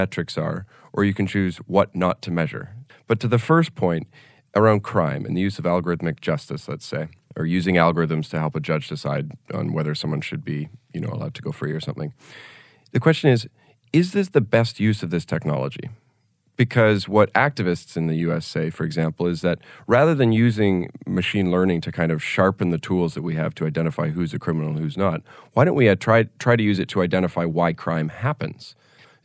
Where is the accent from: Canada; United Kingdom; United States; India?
Canada; In Canada now, I'm Canadian